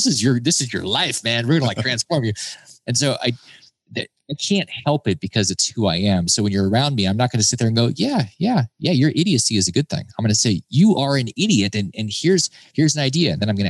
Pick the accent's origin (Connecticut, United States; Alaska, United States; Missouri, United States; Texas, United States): Alaska, United States; I grew up in Alaska and I've been to Africa.